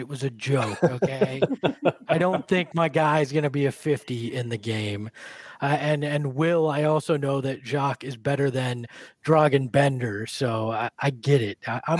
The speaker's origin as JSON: {"language": "English", "town": "Boston", "region": "Massachusetts", "country": "United States", "tie": "born or raised there", "said": "I was born in Boston"}